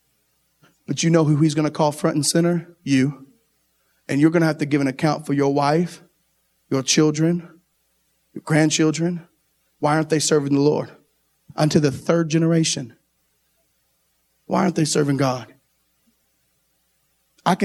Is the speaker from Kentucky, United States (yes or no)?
yes; Kentucky, United States; I'm from Kentucky